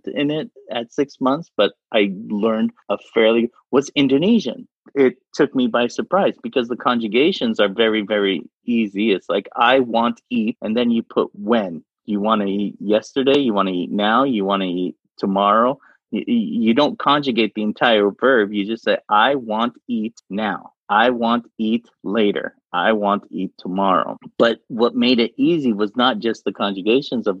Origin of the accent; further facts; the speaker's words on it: Saudi Arabia; first language Arabic; I'm from Saudi Arabia.